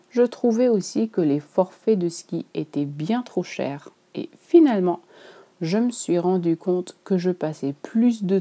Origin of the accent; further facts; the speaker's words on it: Switzerland; je suis suisse et que j'ai probablement grandi avec les montagnes devant chez moi.